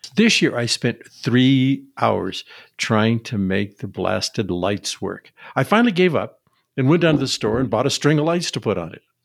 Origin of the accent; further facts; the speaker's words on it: Seattle, Washington, United States; I grew up in Seattle, where the likelihood of snow was pretty low